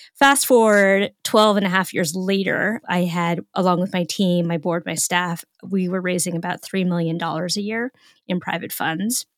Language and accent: English; Northern California, United States; I'm from Northern California, so I speak fluent Woo-Woo